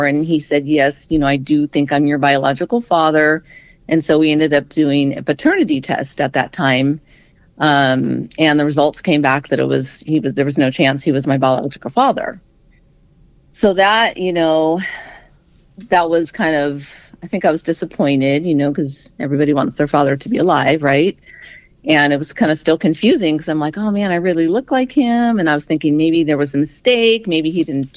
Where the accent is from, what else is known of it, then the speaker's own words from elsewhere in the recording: Southern California, United States; I was born and raised in Southern California